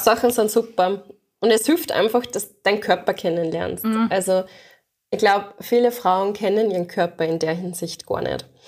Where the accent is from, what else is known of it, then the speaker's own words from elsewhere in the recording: Austria; bei uns in Österreich